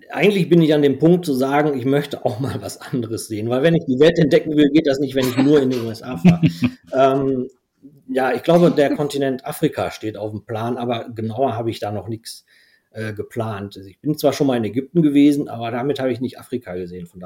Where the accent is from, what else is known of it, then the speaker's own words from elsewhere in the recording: Belgium; first language nl; German is a second language; der ist allerdings dann niederländisch, was komplett anderes, meine Muttersprache. Wie gesagt, ich habe in Belgien ähm, mein Abitur gemacht